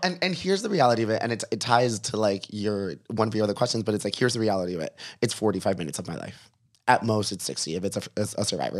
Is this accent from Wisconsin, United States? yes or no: no; Miami, Florida, United States; I was from Miami and I had been a writer in Miami